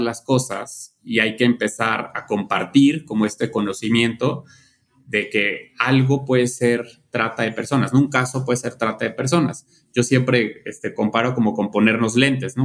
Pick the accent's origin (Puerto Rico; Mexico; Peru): Mexico